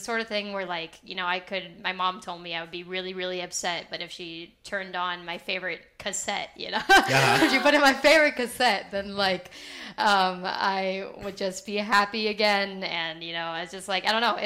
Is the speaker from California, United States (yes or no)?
yes; Palo Alto, California, United States; I was born and raised in Palo Alto, California. I've been here for basically my whole life